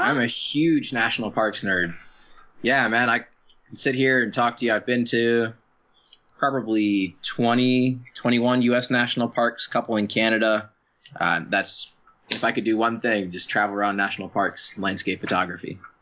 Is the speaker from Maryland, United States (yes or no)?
yes; Baltimore, Maryland, United States; now in San Diego, United States; I grew up in Maryland